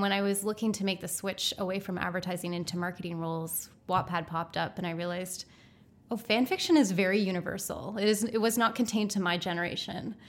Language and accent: English; East Coast, Canada; moved away; growing up on the East Coast, and I love it, Um, and I love going back to visit family there